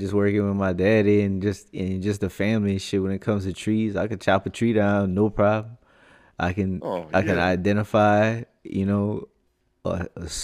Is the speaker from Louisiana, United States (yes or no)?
yes; Lafayette, Louisiana, United States; You find somebody from Lafayette, we're like, oh, who's your people?